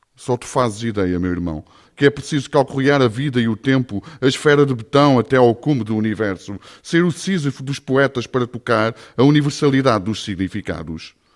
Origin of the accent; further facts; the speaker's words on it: Ovar, Aveiro District, Portugal; Eu sou de Ovar